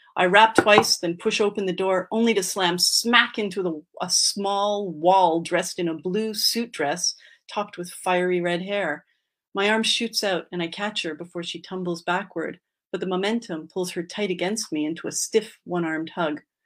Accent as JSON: {"language": "English", "region": "Quebec", "country": "Canada", "tie": "born or raised there", "said": "I grew up in Quebec and my mm-hmm. dad is a Montrealer and my mom is from Boston"}